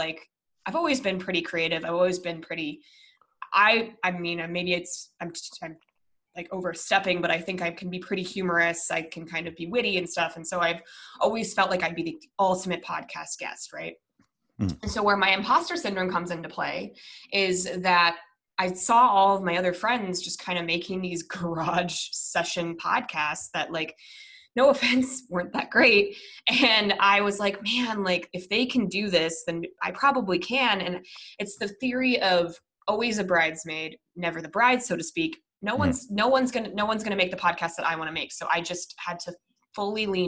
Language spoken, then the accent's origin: English; Minnesota, United States; moved away; I was born in the Midwest. I was born in Minnesota